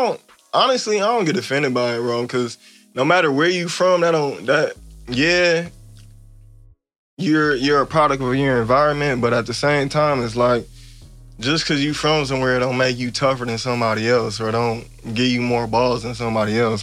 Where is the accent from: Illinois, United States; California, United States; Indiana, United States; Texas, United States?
Illinois, United States; Evanston; now in Los Angeles, United States; I grew up on Fowler and Church